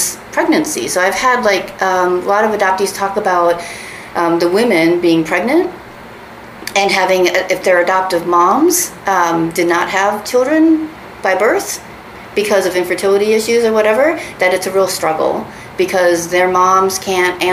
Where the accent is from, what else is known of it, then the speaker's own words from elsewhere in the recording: Minnesota, United States; also born or lived in Daegu, South Korea; I was not quite three when I was adopted by my family in Minnesota